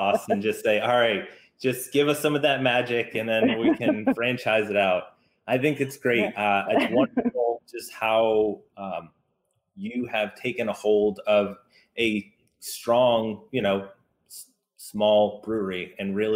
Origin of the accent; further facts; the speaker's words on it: the South, United States; accent: Southern twang; I have a little bit of Southern twang from growing up in the South